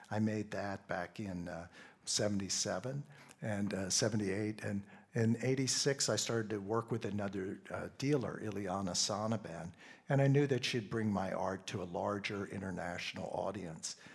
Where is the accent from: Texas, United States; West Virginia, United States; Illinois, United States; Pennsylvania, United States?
Pennsylvania, United States; I grew up in Pennsylvania, and in Pennsylvania, we have a large German population.